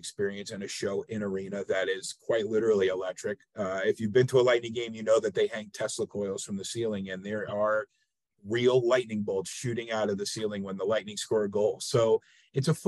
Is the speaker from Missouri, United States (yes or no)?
no; northern New Jersey, United States; now in Savannah, United States; I grew up outside the New York City area in northern New Jersey